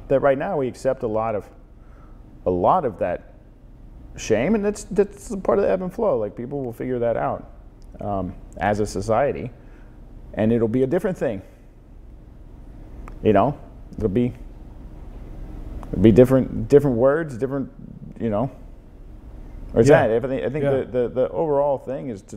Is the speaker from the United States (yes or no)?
yes; the South, United States; now in San Francisco, United States; growing up in the South, in the sort of deeply religious component